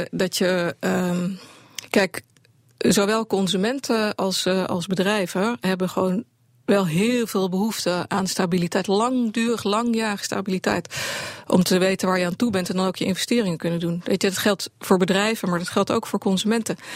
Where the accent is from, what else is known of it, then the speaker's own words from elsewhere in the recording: Netherlands; dat is een groot verschil als Nederlander. Als je geboren wordt, het eerste wat je leert is dat als een gaatje in de dijk zit, dat je je vinger erin moet steken.